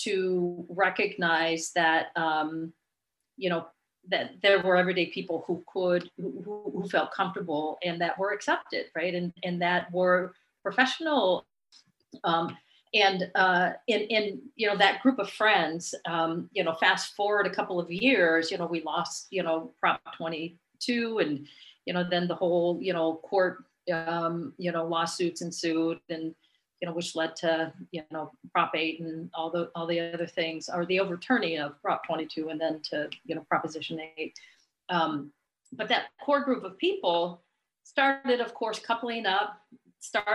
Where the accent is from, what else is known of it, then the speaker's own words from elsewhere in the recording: San Diego, California, United States; now in Sacramento, United States; I grew up down in San Diego